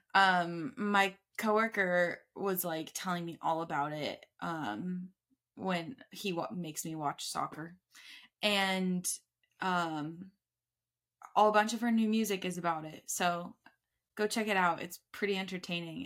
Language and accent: English; Tucson, Arizona, United States